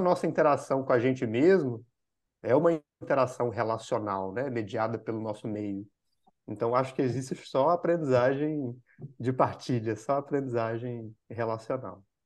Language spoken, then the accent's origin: Portuguese; Minas Gerais, Brazil; moved away as an adult; also born or lived in São Paulo; eu sou de Minas Gerais, aqui, eu sou brasileiro, uhum. e sou de Minas, que é um estado aqui